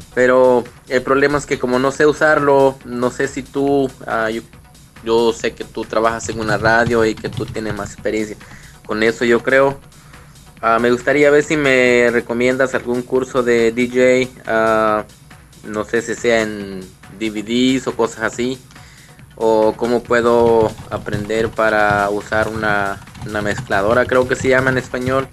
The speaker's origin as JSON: {"language": "Spanish", "town": "Anamorós", "region": "La Unión", "country": "El Salvador", "moved": "yes", "said": "Soy de allá de enamoros que de, ah, de Cantón Cedros"}